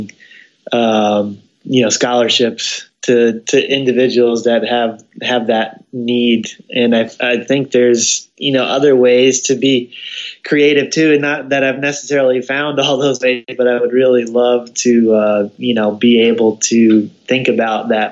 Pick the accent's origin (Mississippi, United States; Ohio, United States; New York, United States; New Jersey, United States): New Jersey, United States; also born or lived in Missouri; now in Kentucky, United States; I'm originally from New Jersey